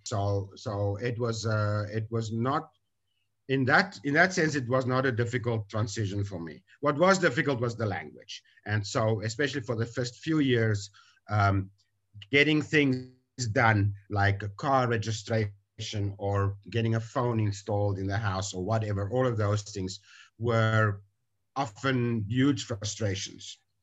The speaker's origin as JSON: {"language": "English", "country": "South Africa", "moved": "as an adult", "lives_now": "Taiwan", "said": "I'm from South Africa and I've been in Taiwan for 23 years"}